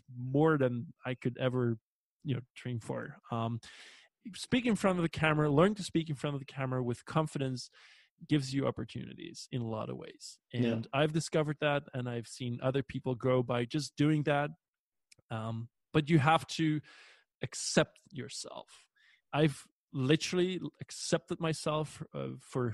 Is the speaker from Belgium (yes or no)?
yes; Belgium; English is a second language; we as Belgian people